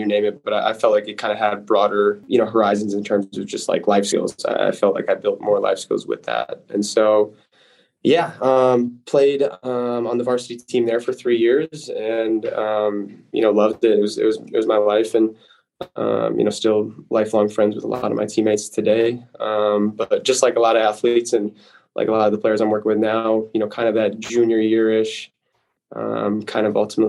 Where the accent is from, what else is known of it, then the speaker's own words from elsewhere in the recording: Appleton, Wisconsin, United States; I'm from Appleton, Wisconsin. Grew up around the game